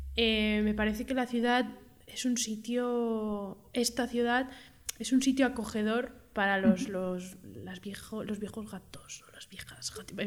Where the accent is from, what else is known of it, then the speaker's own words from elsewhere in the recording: Madrid, Community of Madrid, Spain; yo soy madrileña y he nacido aquí